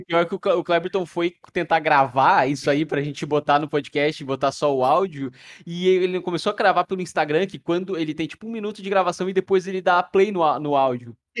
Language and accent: Portuguese; Torres, Rio Grande do Sul, Brazil; moved away; lá em Torres, na minha, na minha cidade natal